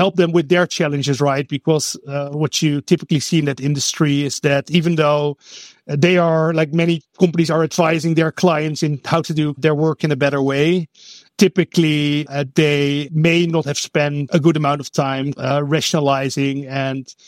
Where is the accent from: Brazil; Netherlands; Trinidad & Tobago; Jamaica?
Netherlands; English is a second language; moved away as an adult; now in Oakland, United States; I am actually Dutch, born and raised in the Netherlands